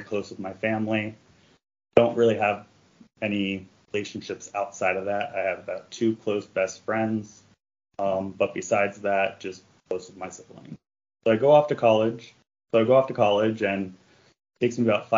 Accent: D.C., District of Columbia, United States; I grew up right outside Washington, D.C., a good area, very conservative Catholic family

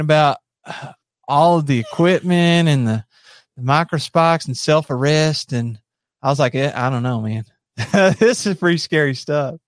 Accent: Monticello, Kentucky, United States; also born or lived in Somerset, Kentucky; I was raised in Monticello

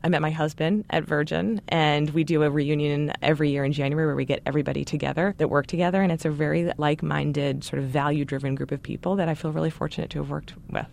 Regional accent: Baltimore, Maryland, United States; I grew up in Baltimore, Maryland

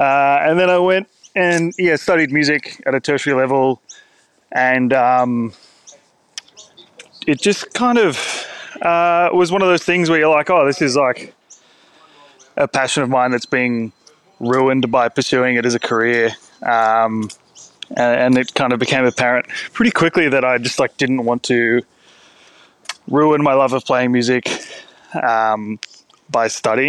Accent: Sydney, New South Wales, Australia; I grew up in Sydney's Northern Beaches, so like not a culinary hotspot by any means of the imagination

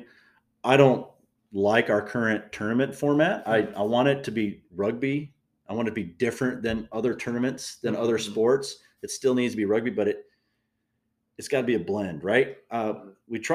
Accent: Fort Dodge, Iowa, United States; where I grew up in the Fort Dodge

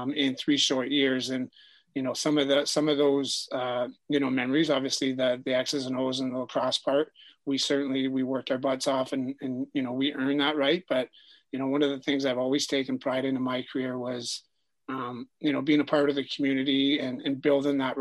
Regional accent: Peterborough, Ontario, Canada; moved away as an adult; also born or lived in Hartford / Calgary / Coquitlam; being from Peterborough

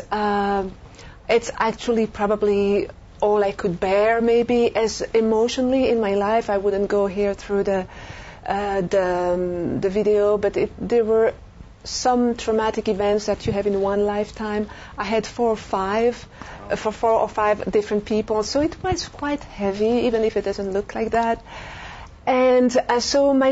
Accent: Belgium; moved away as an adult; also born or lived in France; now in United States; I'm French from Europe, and I grew up in Belgium, lived a few years in France

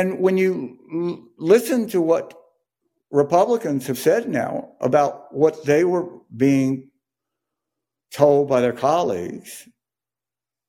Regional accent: Jackson, Mississippi, United States; I grew up in Jackson, Mississippi

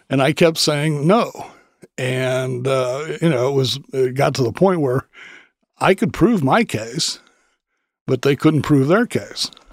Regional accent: Dayton, Ohio, United States; I was growing up in Dayton

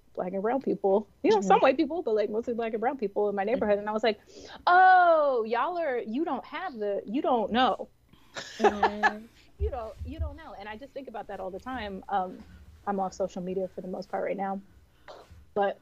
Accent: New York City, New York, United States; I'm from New York City

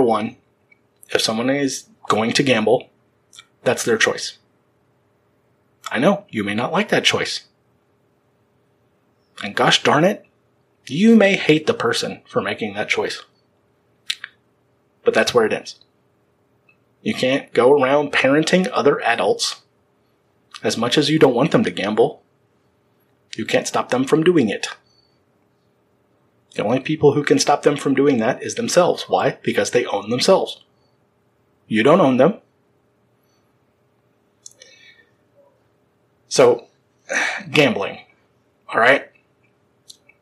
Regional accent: Baton Rouge, Louisiana, United States; right here in my hometown, Baton Rouge

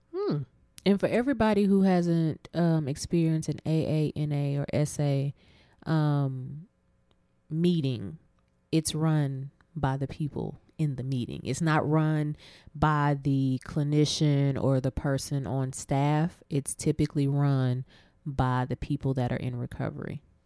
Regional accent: Abilene, Texas, United States; my hometown of Abilene

